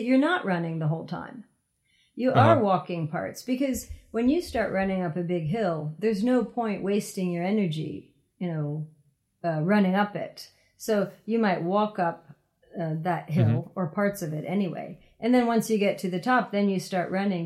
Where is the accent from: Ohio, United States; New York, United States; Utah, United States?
Ohio, United States; moved away as an adult; now in Japan; I'm actually from Ohio